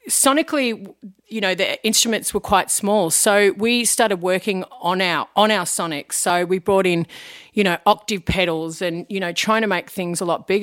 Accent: Wangaratta, Victoria, Australia; now in Melbourne, Australia; I'm from Wangaratta

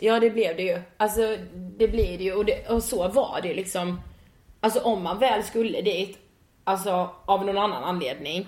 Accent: Karlshamn, Blekinge, Sweden; now in Stockholm, Sweden; Jag kommer från eh, Blekinge och eh, en liten stad som heter Karlshamn

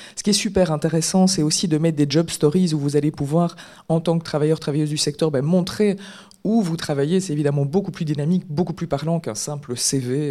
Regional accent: Belgium; on est belge

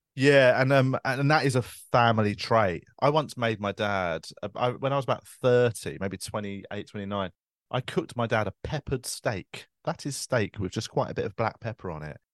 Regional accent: London, United Kingdom; I grew up in Tooting

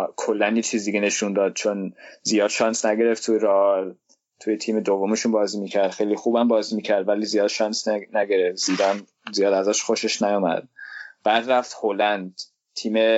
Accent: Denmark; من خودم تو دانمارک زندگی میکنم دانمارک به دنیا آمدم دانمارکی هستم

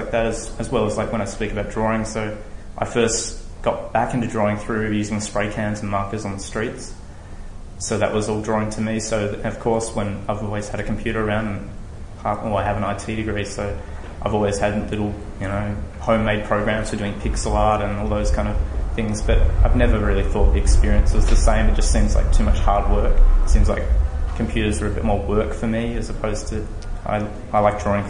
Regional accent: Tasmania, Australia; now in Melbourne, Australia; I live in Melbourne. I grew up in Tasmania

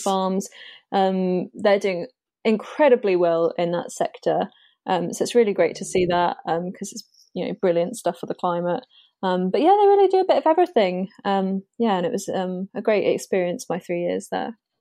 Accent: Spexhall, East of England, United Kingdom; also born or lived in Great Yarmouth / Exeter / Bristol; now in Norwich, United Kingdom; I grew up in Suffolk, um, in a very small village called Spexel

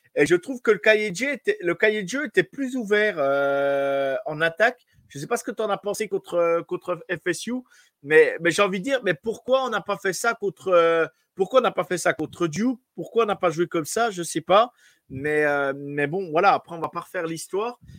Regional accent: France; chez nous en France

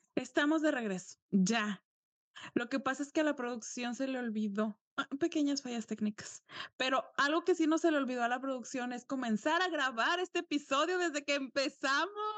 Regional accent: Mexico; yo nací en un pueblo y toda mi familia es de pueblo, entonces ya después me mudé

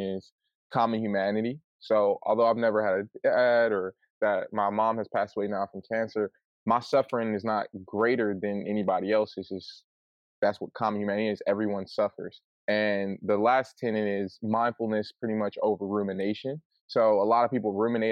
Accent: Flint, Michigan, United States; I'm from Flint, Michigan

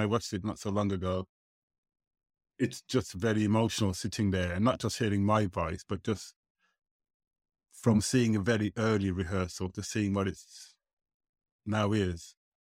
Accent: Birmingham, West Midlands, United Kingdom; when I was growing up in Birmingham

